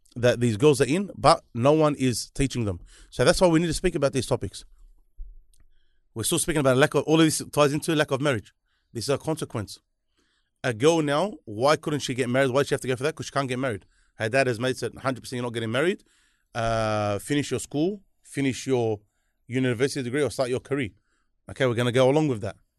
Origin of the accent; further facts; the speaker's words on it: Sydney, New South Wales, Australia; he smashes me from being from Liverpool